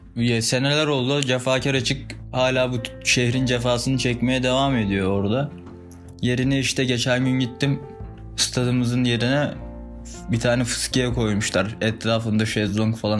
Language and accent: Turkish; Akyazı, Sakarya, Turkey; born or raised there